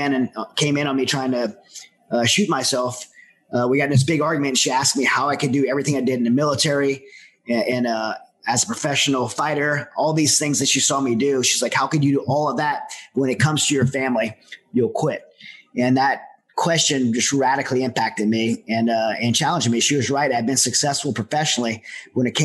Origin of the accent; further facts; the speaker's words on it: Southern Louisiana, United States; I'm from Southern Louisiana, where there's a lot of dysfunctional families